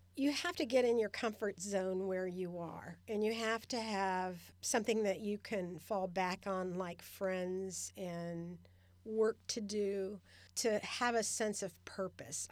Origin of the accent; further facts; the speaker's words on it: Cincinnati, Ohio, United States; moved away as an adult; also born or lived in Redwood City, California / Sacramento, California; now in Stockton, United States; I grew up in Cincinnati, Ohio. and I moved to California with my first husband in nineteen seventy-three